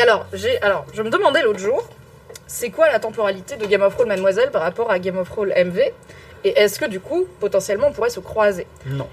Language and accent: French; Morocco; je suis marocaine